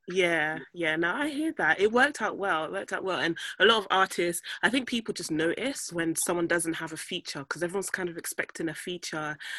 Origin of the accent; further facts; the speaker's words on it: Nigeria; now in London, United Kingdom; as a Nigerian myself